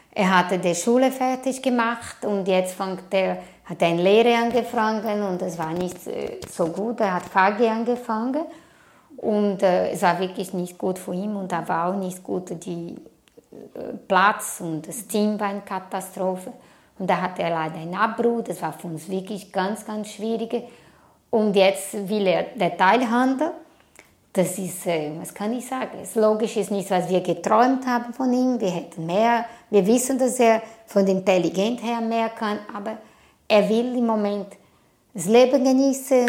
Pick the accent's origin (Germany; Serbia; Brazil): Brazil; German is a second language; now in Switzerland; Ich komme aus Brasilien und bin ich seit 24 Jahren hier.